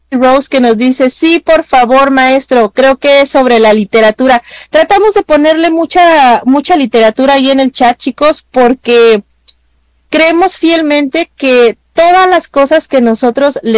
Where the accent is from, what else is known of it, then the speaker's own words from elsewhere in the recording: Mexico; claro, claro, somos, somos mexicanos, aunque Rob es mitad mexicano. Más o menos mexicano.